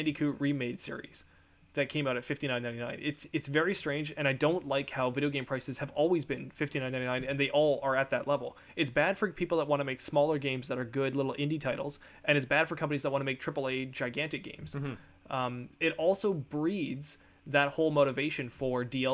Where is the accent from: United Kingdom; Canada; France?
Canada; we are Canadian